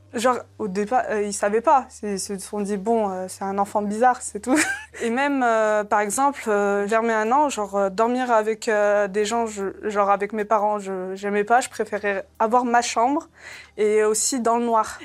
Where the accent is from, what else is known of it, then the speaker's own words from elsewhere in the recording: Saint-Étienne, Auvergne-Rhône-Alpes, France; also born or lived in Algeria; moi, je suis, de Saint-Étienne et je suis la seule dans cette ville